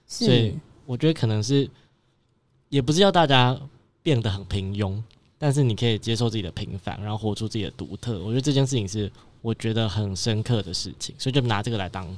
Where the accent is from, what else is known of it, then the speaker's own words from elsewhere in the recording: Chiayi, Chiayi City, Taiwan; also born or lived in Taipei; ，然后我我自己本身是嘉义人，然后小时候就在嘉义长大嘛，然后后来到台北求学